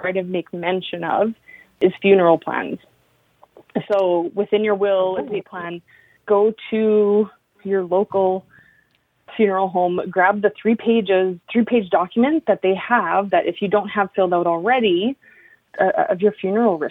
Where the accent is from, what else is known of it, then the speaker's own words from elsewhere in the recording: northern Alberta, Canada; now in Yukon, Canada; where I grew up in northern Alberta